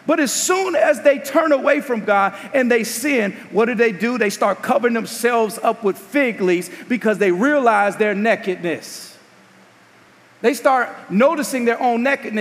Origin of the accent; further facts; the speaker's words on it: Gary, Indiana, United States; I'm from Gary.